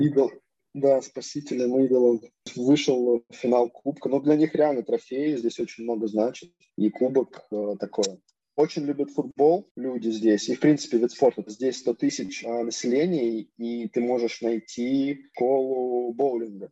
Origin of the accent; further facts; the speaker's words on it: Kamyshin, Russia; moved away as an adult; now in Rijeka, Croatia; я родом из Камышина, из Ленинградской области, там 100 тысяч городок